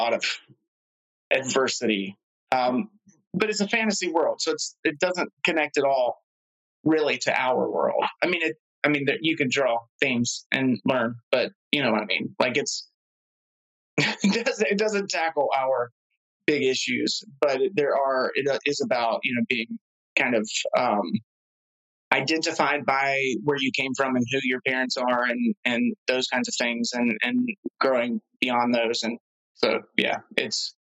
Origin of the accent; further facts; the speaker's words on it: Georgia, United States; I grew up in Georgia